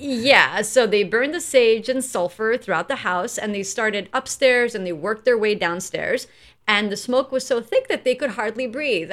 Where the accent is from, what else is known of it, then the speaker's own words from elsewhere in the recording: New York, United States; we're from New York